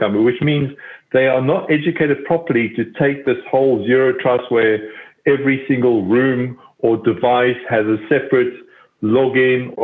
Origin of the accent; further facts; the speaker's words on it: South Africa; now in United Kingdom; I am South African.